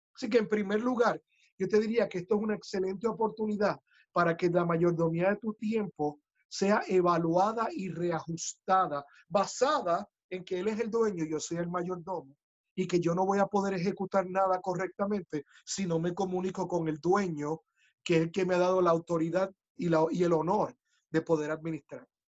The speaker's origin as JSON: {"language": "Spanish", "country": "Puerto Rico", "said": "ingeniosos somos los boricuas"}